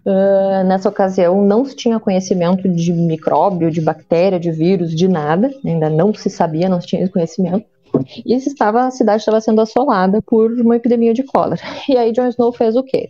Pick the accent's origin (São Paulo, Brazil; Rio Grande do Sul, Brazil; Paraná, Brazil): Rio Grande do Sul, Brazil; Pelotas; Eu sou natural de Pelotas